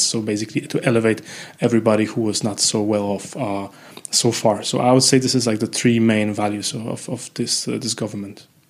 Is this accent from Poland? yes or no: yes; Poland; I come from Poland